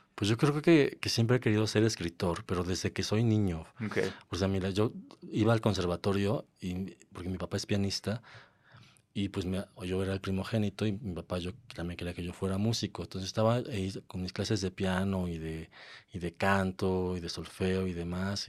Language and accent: Spanish; Mexico; moved away as an adult; also born or lived in London / Mexico City; cuando volví a México. Después de, después de estar en Londres unos años